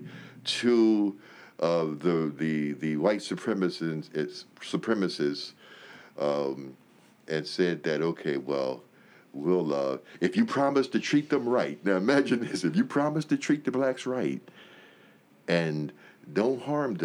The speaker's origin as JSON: {"language": "English", "region": "Pennsylvania", "country": "United States", "tie": "born or raised there", "moved": "yes", "lives_now": "Kentucky, United States", "said": "my home state of Pennsylvania"}